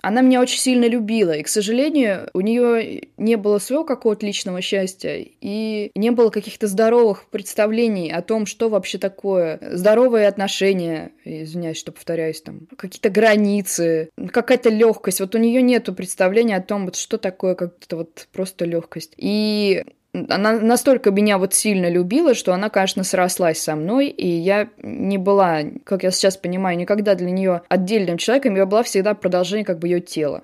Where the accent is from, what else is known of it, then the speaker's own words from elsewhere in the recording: Samara, Samara Oblast, Russia; moved away as an adult; now in Moscow, Russia; Я выросла в Самаре, но потом я поступила в МГИМО и уехала